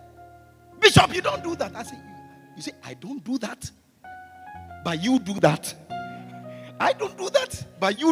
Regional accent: Ghana; the boxers in Ghana, they come from my hometown

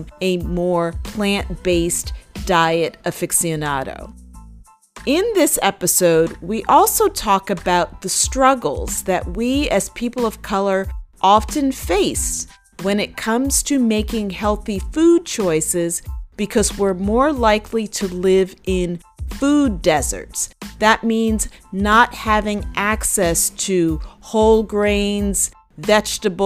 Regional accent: New York City, New York, United States; I grew up outside of Co-op City, so I'm from the Valley

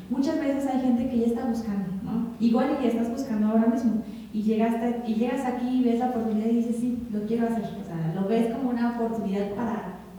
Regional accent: Tecali de Herrera, Puebla, Mexico; yo soy de Tecali de Herrera

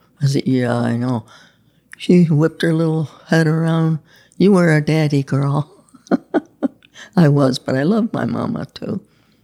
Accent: Pendleton, New York, United States; also born or lived in Lockport, New York; Pendleton, New York

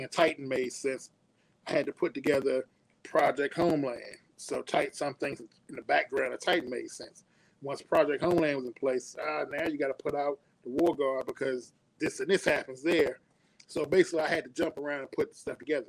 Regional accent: Suitland, Maryland, United States; also born or lived in Washington, D.C.; born and raised in D.C. Moved when we was kids, maybe about six. I think I was six years old. Moved to a suburb right outside of D.C. called Suitland, Maryland.

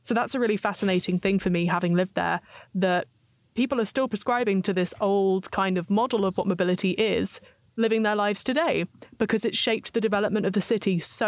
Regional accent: South East England, United Kingdom; accent: British; moved away; also born or lived in London; I'm from England, obviously, with my extremely British accent. But I'm also from the south, close to London, and I used to live and work there.

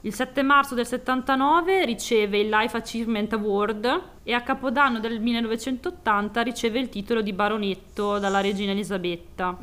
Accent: Piacenza, Emilia-Romagna, Italy; per noi Santa Lucia è praticamente il nostro Natale, perché noi siamo di Piacenza

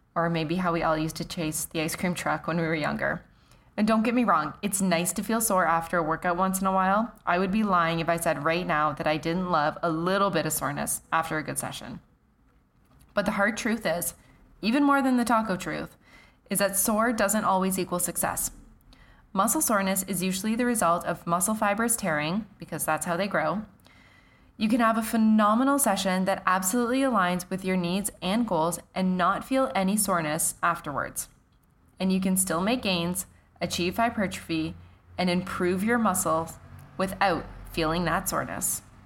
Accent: Canada; I'm Canadian

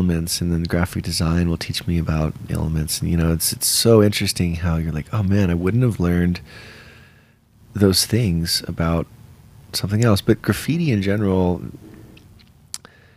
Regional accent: San Diego, California, United States; also born or lived in Colorado / Durango; now in Denver, United States; I grew up out in San Diego

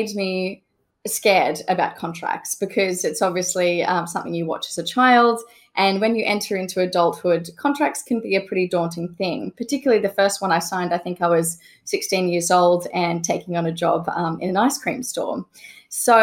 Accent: Australia; now in United Kingdom; I'm an Australian lawyer living in the UK

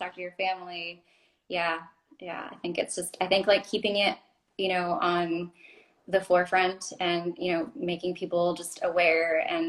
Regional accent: Florida, United States; I remember like growing up in the Everglades, kind of like, you know, we always went there for like our family vacations.

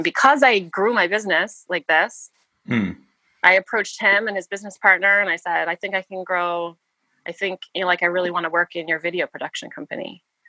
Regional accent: United States; I'm American

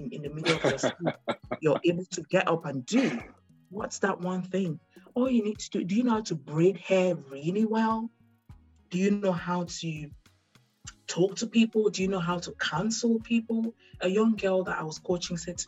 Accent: Douala, Littoral, Cameroon; moved away; I was born and raised in Douala. I don't know any other part of Cameroon that well.

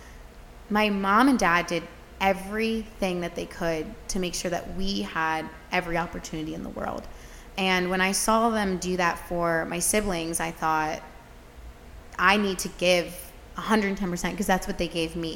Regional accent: Gilbertsville, Pennsylvania, United States; I'm originally from Gilbertsville, Pennsylvania. That's about 40 minutes west of Philadelphia

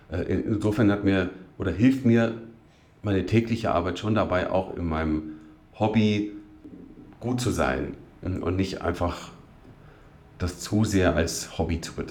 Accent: Duderstadt, Lower Saxony, Germany; born there; Duderstadt geboren. Also erklärt sich vielleicht, dass ich ausgerechnet meine Geburtsstadt erwählt habe

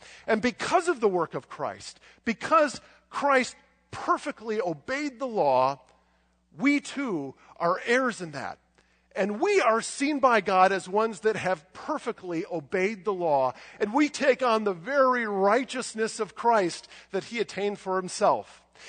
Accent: United States; do I believe this just because I grew up in America?

